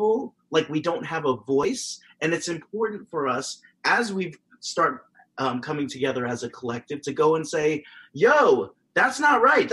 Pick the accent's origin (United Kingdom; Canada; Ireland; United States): United States; being a Filipino American